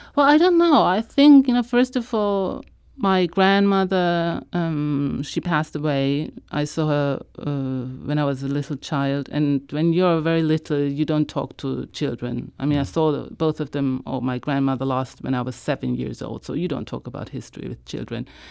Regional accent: Hamburg, Germany; also born or lived in Israel; I one day went into a public library in my hometown. I live in Germany, in the north, in Hamburg

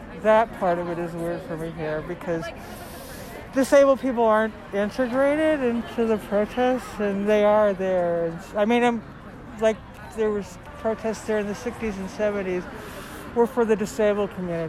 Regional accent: Oakland, California, United States; I'm actually from Oakland

